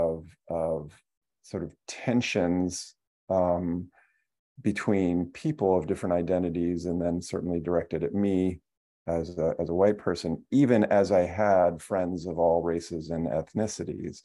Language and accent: English; Flint, Michigan, United States; I grew up in Flint, Michigan